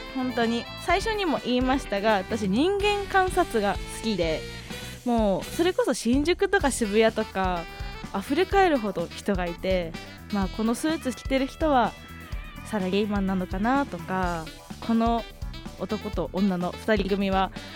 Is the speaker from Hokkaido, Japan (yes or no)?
yes; Hokkaido, Japan; moved away as an adult; now in Tokyo, Japan; 出身は北海道です。生まれてからずっと北海道のまあまあ田舎で育ってきました東京に来たのは2年ぐらい前で